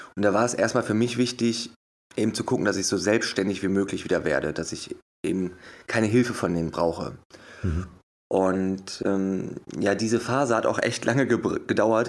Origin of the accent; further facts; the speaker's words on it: Wuppertal, North Rhine-Westphalia, Germany; geboren und aufgewachsen in Wuppertal.